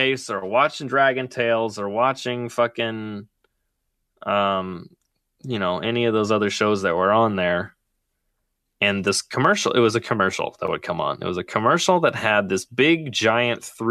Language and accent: English; Seattle, Washington, United States; I grew up in the Seattle area